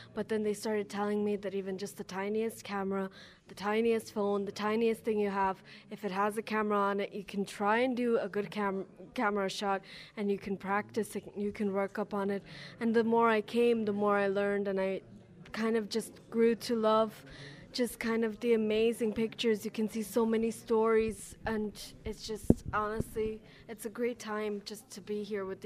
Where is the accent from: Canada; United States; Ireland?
Ireland; also born or lived in Lithuania; I'm originally from Lithuania, but I grew up here in Ireland